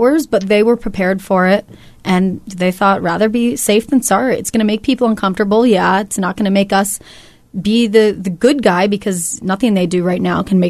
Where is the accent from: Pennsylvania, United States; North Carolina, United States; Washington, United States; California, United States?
California, United States; moved away; I'm from California, so a lot of my family and friends were affected by it